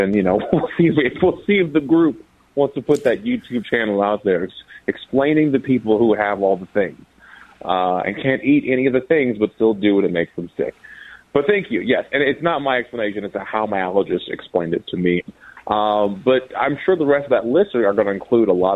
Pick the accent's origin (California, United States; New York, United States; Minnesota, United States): Minnesota, United States; I was raised in Minnesota